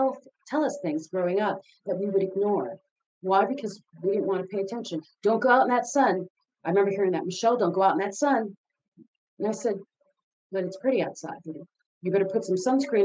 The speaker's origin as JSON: {"language": "English", "country": "Philippines", "tie": "born or raised there", "moved": "yes", "said": "I grew up in the Philippines."}